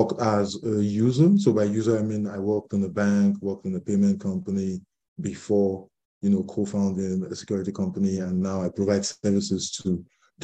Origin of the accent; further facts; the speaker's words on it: Lagos, Nigeria; I'm from Lagos, Nigeria